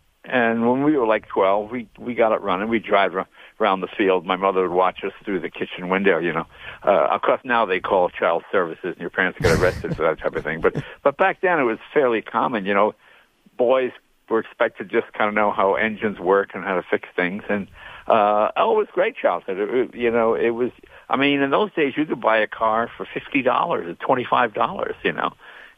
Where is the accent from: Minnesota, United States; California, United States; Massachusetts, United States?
Massachusetts, United States; New England; also born or lived in New York / Rhode Island; Well, I grew up in a rural area. I mean, I was born in New York, but my dad quickly moved to New England.